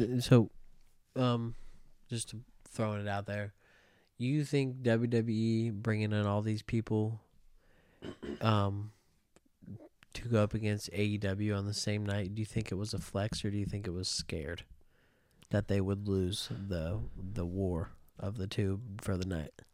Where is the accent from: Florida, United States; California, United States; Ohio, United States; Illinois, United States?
Ohio, United States; Cincinnati; my home, my hometown team